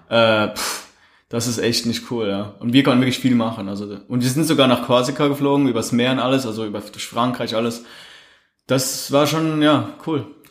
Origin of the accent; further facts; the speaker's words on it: Switzerland; bei uns in der Schweiz